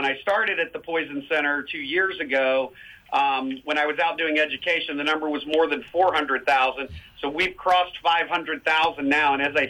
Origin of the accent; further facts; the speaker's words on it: Tennessee, United States; I'm from Tennessee originally, but I was a journalist for 35 years, so I've lived all over the United States